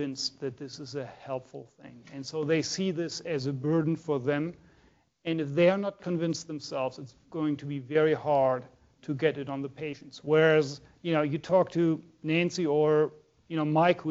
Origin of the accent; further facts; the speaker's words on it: Germany; moved away; I'm from Germany